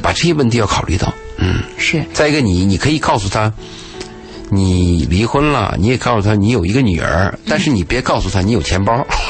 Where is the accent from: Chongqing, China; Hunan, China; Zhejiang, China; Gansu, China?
Gansu, China; moved away; 我有一年去甘肃，去我老家